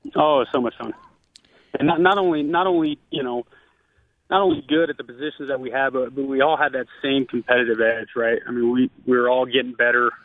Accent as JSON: {"language": "English", "region": "Northern California", "country": "United States", "tie": "born or raised there", "also_born_or_lived": "Hamilton, Canada", "said": "I growing up in Northern California"}